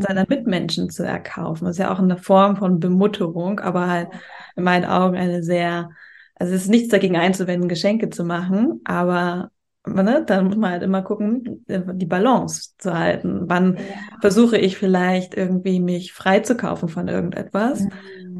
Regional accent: Germany; moved away as an adult; now in Spain; in Deutschland, da wo ich herkomme

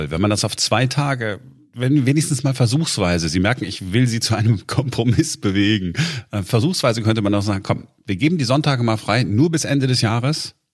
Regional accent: North Rhine-Westphalia, Germany; Ähm, ich komme aus Nordrhein-Westfalen.

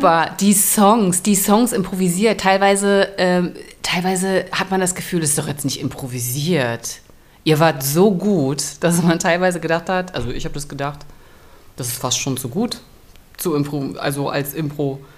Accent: Germany; ich komme ja aus der DDR.

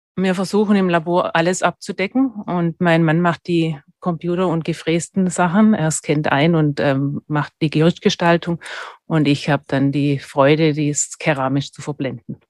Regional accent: Stuttgart, Baden-Württemberg, Germany; accent: Swabian; moved away as an adult; also born or lived in Freiburg; now in Vorarlberg, Austria; Also ich habe in, in Stuttgart bin ich aufgewachsen, was man immer noch hört

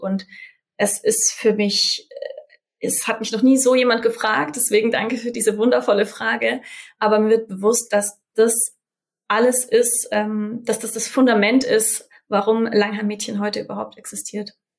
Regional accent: Germany; ich bin in Deutschland geboren

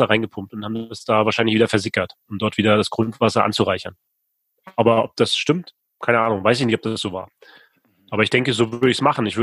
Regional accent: Rostock, Mecklenburg-Vorpommern, Germany; Ich komme aus Rostock, Warnemünde, der beste Strand Deutschlands.

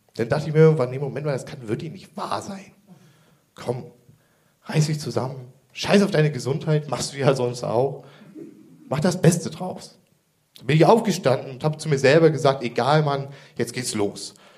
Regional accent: Kreis Pinneberg, Schleswig-Holstein, Germany; Ich komme ursprünglich aus dem Kreis Pinneberg

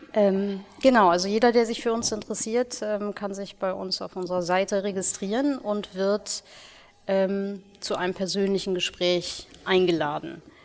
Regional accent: Ruhr area, North Rhine-Westphalia, Germany; moved away as an adult; now in Hamburg, Germany; bin gebürtig aus dem Ruhrgebiet

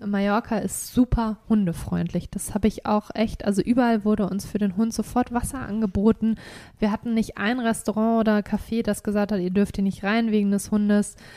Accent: Germany; bei uns in Deutschland

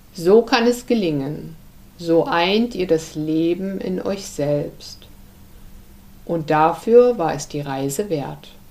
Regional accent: Germany; wir Deutsche

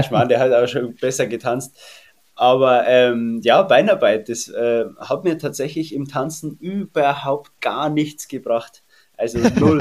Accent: Erding, Bavaria, Germany; accent: Bavarian; moved away as an adult; also born or lived in Landshut; Geboren in Landshut, aber aufgewachsen in der Herzogstadt Erding

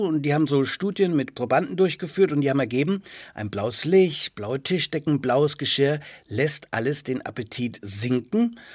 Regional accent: Franconia, Bavaria, Germany; meiner fränkischen Heimat

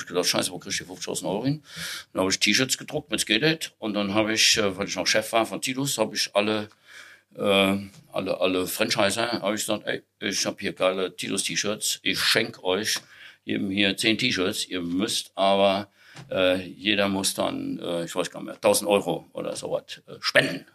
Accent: Siegerland, North Rhine-Westphalia, Germany; in meinem Heimatort, äh, da wo ich geboren bin, äh, oder in der Nähe, das ist die Erzquell-Brauerei

